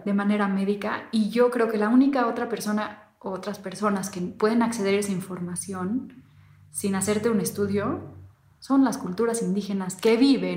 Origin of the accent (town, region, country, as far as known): Mexico